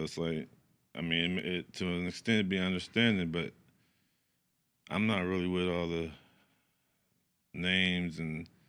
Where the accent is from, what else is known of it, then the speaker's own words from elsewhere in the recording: Sacramento, California, United States; I'm from the East. I'm from East Side, Sacramento, Lincoln Village.